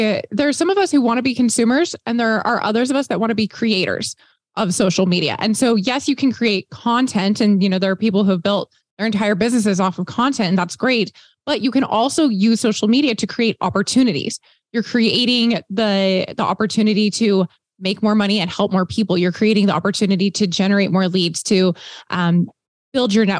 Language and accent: English; Texas, United States; I grew up in Texas